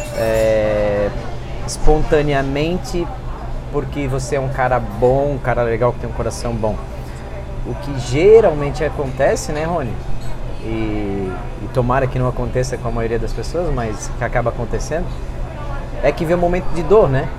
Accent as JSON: {"language": "Portuguese", "country": "Brazil", "said": "eu vim do Zendron"}